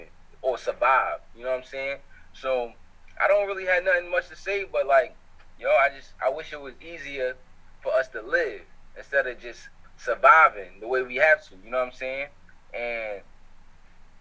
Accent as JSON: {"language": "English", "town": "New York City", "region": "New York", "country": "United States", "tie": "born or raised there", "also_born_or_lived": "Harlem, New York", "said": "Most of my years of like being aware of life, I grew up in the Bronx"}